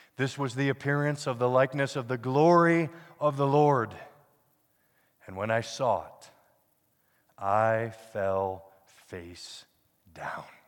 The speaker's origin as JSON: {"language": "English", "region": "Pennsylvania", "country": "United States", "tie": "born or raised there", "moved": "yes", "lives_now": "Denver, United States", "said": "I grew up in Pennsylvania"}